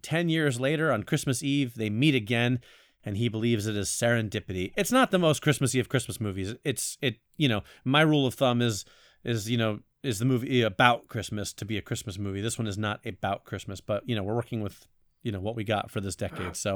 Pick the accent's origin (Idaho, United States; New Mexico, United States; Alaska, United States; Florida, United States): Florida, United States; now in New York, United States; I'm actually from Florida